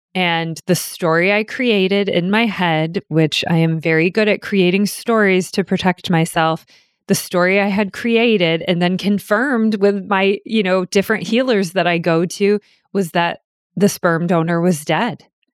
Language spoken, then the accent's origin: English; New Hampshire, United States; I was born in New Hampshire